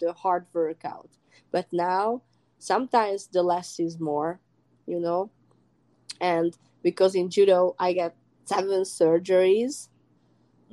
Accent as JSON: {"language": "English", "country": "Hungary", "moved": "as an adult", "lives_now": "United States", "said": "I came from Hungary, which is a small country, from a very small village."}